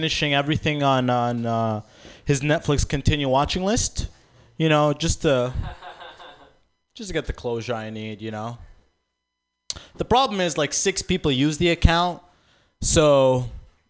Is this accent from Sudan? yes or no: yes; Sudan; I'm actually from Sudan